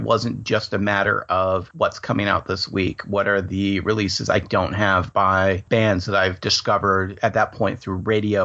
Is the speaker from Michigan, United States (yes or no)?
yes; Ann Arbor, Michigan, United States; Where I live here in Ann Arbor